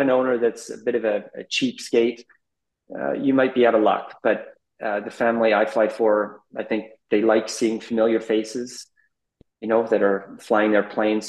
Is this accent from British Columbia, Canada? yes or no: yes; Abbotsford, British Columbia, Canada; moved away as an adult; also born or lived in Amsterdam / Middle East; born and raised in Abbotsford, British Columbia, about an hour east of Vancouver.